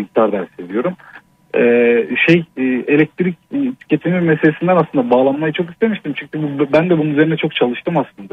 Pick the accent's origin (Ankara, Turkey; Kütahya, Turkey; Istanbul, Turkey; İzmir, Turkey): Ankara, Turkey; Ankara'nın çok kötü bir semtinde Altındağ'da Yeni Doğan'da doğdum. Orada büyüdüm.